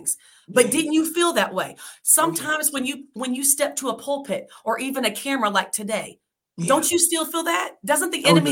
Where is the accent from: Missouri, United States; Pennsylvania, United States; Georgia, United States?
Missouri, United States; St. Louis; moved away as an adult; also born or lived in Columbus, Ohio / North Carolina; I'm from St. Louis, Missouri originally